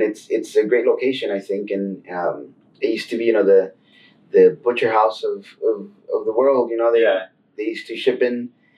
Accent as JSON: {"language": "English", "town": "Chicago", "region": "Illinois", "country": "United States", "tie": "born or raised there", "said": "I was born and raised in Back of the Yards."}